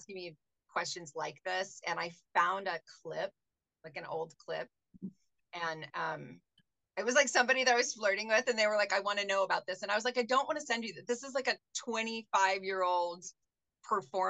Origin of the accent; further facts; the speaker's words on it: Seattle, Washington, United States; now in Tucson, United States; I'm from Seattle. That's where I'm born and raised.